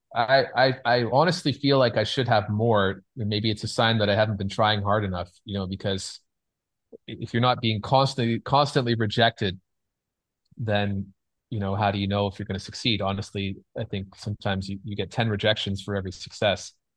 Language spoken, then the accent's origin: English; Canada; moved away as an adult; now in Los Angeles, United States; I'm Canadian